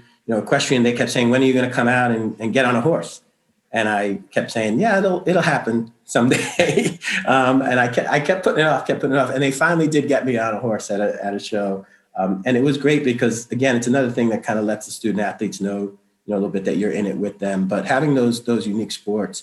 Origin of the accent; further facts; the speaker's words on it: New York City, New York, United States; also born or lived in Madison, New Jersey; now in Lewiston, United States; I grew up in Brooklyn, New York.